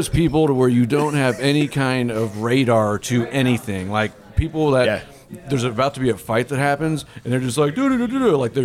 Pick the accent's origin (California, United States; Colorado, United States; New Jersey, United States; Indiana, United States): Indiana, United States; also born or lived in Louisville, Kentucky; I'm from Indiana